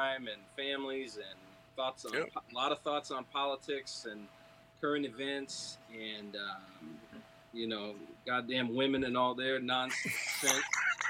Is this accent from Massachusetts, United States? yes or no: yes; Massachusetts, United States; I was born and raised in Massachusetts and ended up taking a little trip through the Army for 3 years.